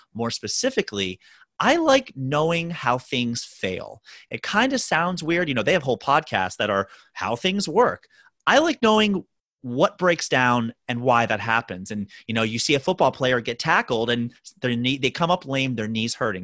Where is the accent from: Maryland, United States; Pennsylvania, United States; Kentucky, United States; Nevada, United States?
Maryland, United States; Baltimore; moved away as an adult; now in New York City, United States; born and raised in Baltimore, Maryland, did all my schooling there